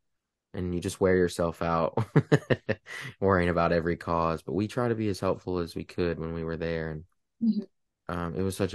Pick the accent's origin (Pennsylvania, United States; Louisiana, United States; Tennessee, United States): Louisiana, United States; Sulphur; moved away as an adult; now in Matthews, United States; I'm from Southwest Louisiana, about an hour from the Gulf, about an hour from Texas, so from a little town called Sulphur, Louisiana